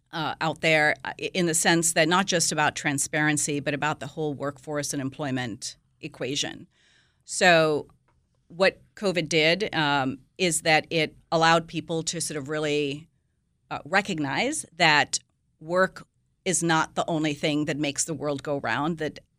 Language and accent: English; Nigeria; also born or lived in India / England / Greece; I happen to have been born there, but I grew up in India, I mean, in Nigeria, and went to school in England and lived in Greece.